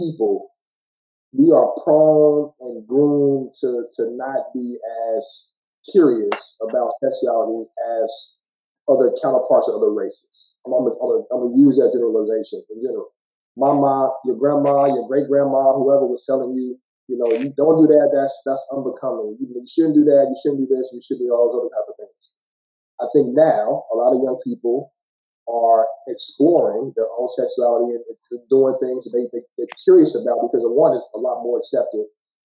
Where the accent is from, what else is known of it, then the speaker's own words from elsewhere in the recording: Gary, Indiana, United States; I'm from Gary, Indiana